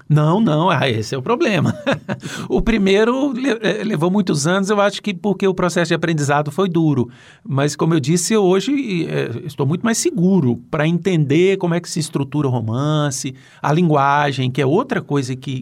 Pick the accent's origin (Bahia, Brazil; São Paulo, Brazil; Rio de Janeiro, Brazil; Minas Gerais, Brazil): Minas Gerais, Brazil; Eu sou de Minas